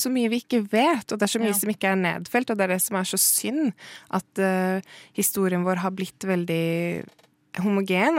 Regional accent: Norway; jeg er jo norsk og brun

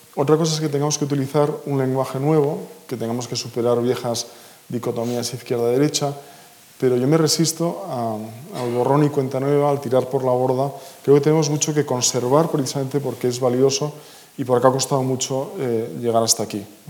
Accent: Basque Country, Spain; me siento vasco, español y europeo

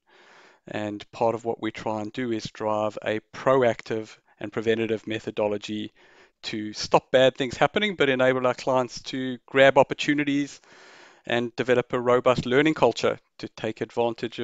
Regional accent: South Africa; I grew up in South Africa

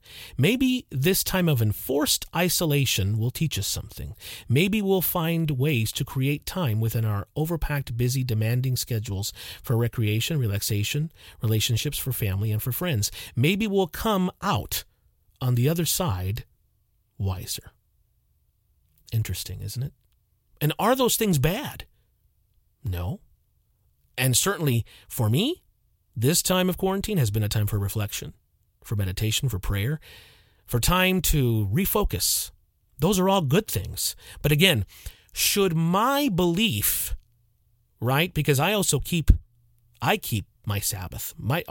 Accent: Deep South, United States; When I was young, growing up in the Deep South, stores and businesses closed at 5 or 6 p.m. and were not open on Sundays.

